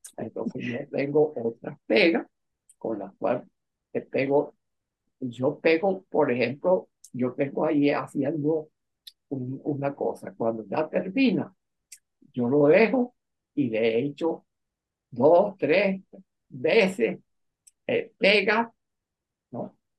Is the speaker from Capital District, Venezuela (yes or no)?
no; La Victoria, Aragua, Venezuela; also born or lived in Hotin, Romania; yo nací en la Victoria de Aragua